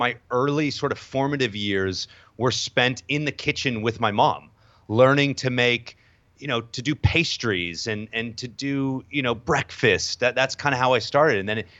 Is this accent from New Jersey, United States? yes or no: no; New York, United States; also born or lived in Southern California; I'm from Southern California originally, although spent the majority of sort of my upbringing in New York as well. Both my parents are from New York, so I kind of bounce back and forth between SoCal and in New York.